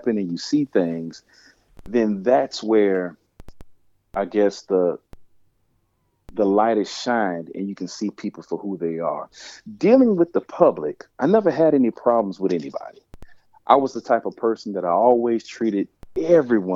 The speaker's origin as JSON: {"language": "English", "town": "New Orleans", "region": "Louisiana", "country": "United States", "tie": "born or raised there", "said": "I'm originally from New Orleans"}